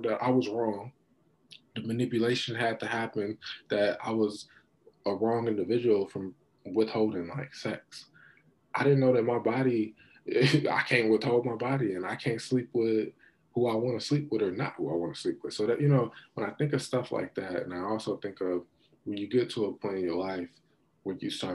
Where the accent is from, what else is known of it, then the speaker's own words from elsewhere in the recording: United States; I'm an American